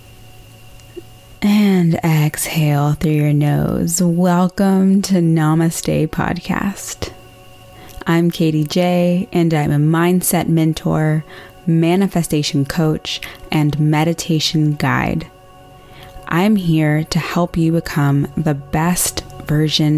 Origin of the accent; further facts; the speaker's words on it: Austin, Texas, United States; I'm from the South. I'm from Austin, Texas